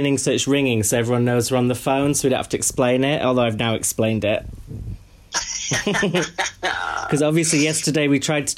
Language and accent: English; Yorkshire and the Humber, United Kingdom; I am from Yorkshire